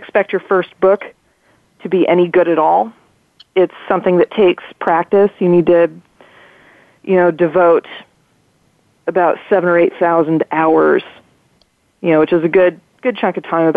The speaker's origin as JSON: {"language": "English", "town": "Half Moon Bay", "region": "California", "country": "United States", "tie": "born or raised there", "said": "the local bookstore in my hometown"}